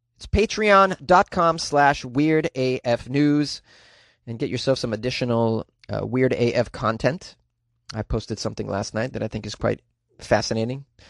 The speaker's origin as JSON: {"language": "English", "country": "Canada", "said": "I'm from Canada"}